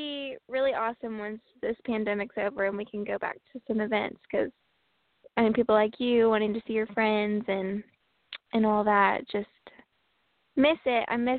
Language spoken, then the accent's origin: English; Paris, Illinois, United States; I'm from Paris, Illinois. It's a great, great town.